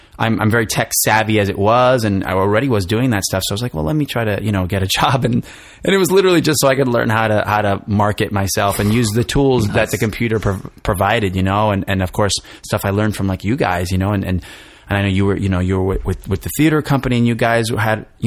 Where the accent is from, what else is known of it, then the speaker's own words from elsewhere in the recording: New Jersey, United States; moved away as an adult; also born or lived in New York City, United States; I'm from New Jersey originally. So I went back home